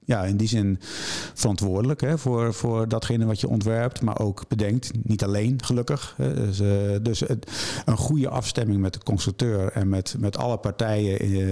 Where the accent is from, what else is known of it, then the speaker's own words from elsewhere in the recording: Arnhem, Gelderland, Netherlands; Ik kom uit Arnhem.